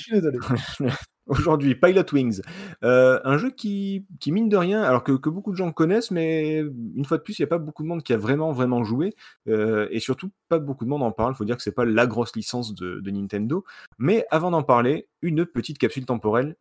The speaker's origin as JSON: {"language": "French", "town": "Marseille", "region": "Provence-Alpes-Côte d'Azur", "country": "France", "said": "je suis de Marseille"}